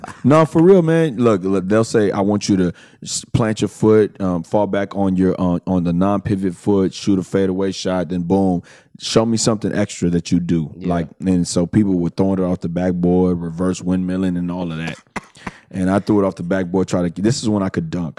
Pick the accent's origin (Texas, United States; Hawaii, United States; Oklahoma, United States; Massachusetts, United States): Texas, United States; Houston; I'm from the Southwest too, Fondren and uh-huh. West Airport